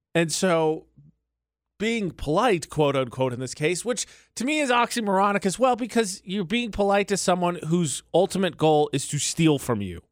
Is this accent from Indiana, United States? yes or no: yes; Indiana, United States; moved away; also born or lived in Utah; my home state of area code, which is seven six five